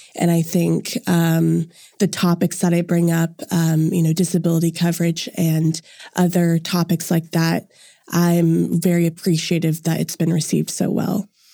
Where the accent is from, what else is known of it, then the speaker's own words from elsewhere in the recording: Edmond, Oklahoma, United States; I'm originally from Edmond, and I go to the University of Central Oklahoma